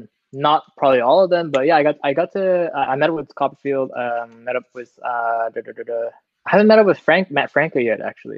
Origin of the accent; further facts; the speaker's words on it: Singapore; also born or lived in Vancouver, Canada / Massachusetts, United States; Yeah. My parents are Singaporean. They were born in Singapore. They met in Singapore, then they moved to Vancouver for a little bit, had me and my older brother. moved back to Singapor